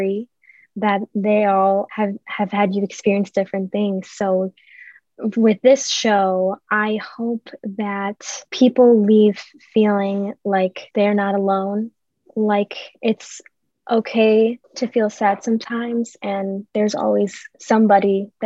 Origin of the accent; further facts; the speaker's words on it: Buffalo, New York, United States; I've born and raised in Buffalo, been here my whole life